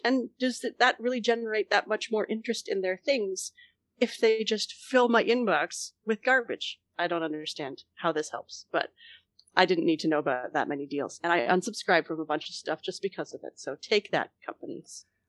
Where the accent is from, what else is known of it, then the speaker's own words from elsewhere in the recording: Canada; as the Canadian co-host